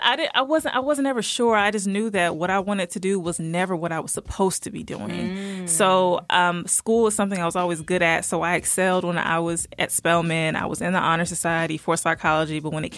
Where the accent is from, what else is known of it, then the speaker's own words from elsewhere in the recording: Virginia, United States; born there; also born or lived in Georgia; now in Covington, United States; I was born in Virginia, stayed there for a while, moved around the South, but I settled here in Georgia, in a small city in Covington.